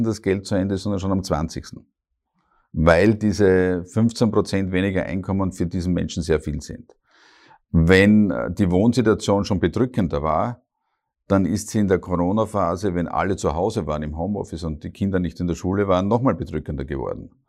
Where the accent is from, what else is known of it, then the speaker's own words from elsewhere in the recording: Hartberg, Styria, Austria; moved away as an adult; now in Graz, Austria; ich komme klassisch aus der Oststeiermark, die ist sehr stark geprägt